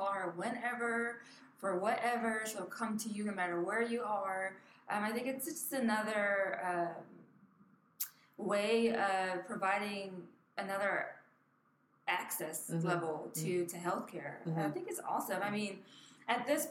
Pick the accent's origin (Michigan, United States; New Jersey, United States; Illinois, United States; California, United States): New Jersey, United States; Camden; moved away; Born and raised in Camden, New Jersey